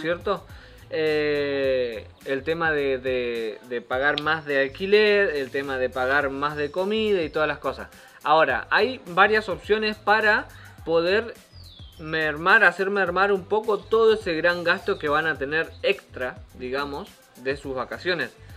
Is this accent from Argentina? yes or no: yes; Argentina; moved away; para nosotros regresar a Argentina no es una posibilidad